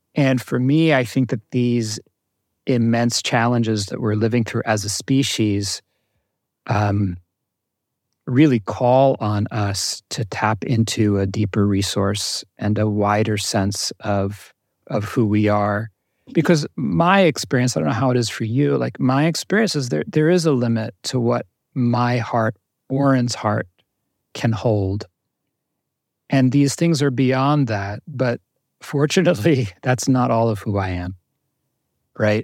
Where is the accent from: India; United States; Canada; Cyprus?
United States; New Jersey; I grew up in Jersey, in North Jersey, um, middle class family